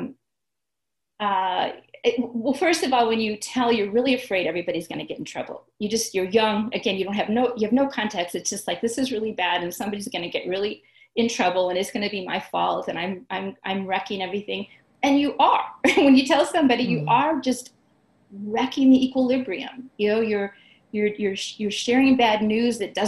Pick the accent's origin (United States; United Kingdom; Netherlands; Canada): United States; St. Louis, Missouri; moved away as an adult; also born or lived in Chicago; I'm from the St. Louis area.